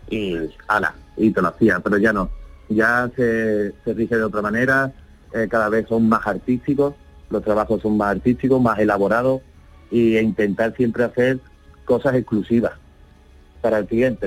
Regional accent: Málaga, Andalusia, Spain; De Málaga.

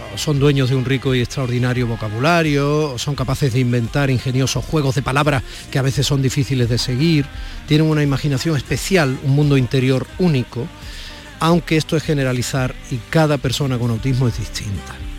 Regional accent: Andalusia, Spain; also born or lived in Madrid; como tantos andaluces y andaluzas que viven y trabajan en Madrid, como yo lo hice durante tantos años

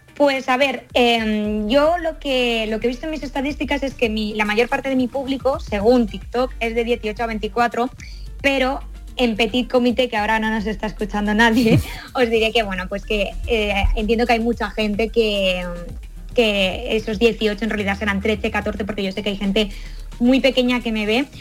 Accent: Valencian Community, Spain; yo soy valenciana, pero andaluza de corazón

